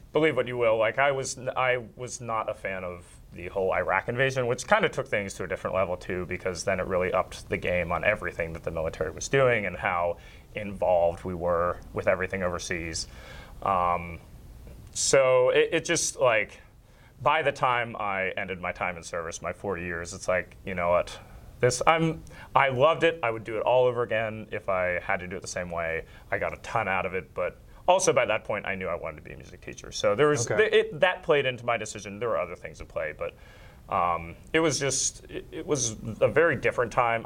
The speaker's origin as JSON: {"language": "English", "town": "Reading", "region": "Pennsylvania", "country": "United States", "tie": "born or raised there", "said": "growing up near Reading"}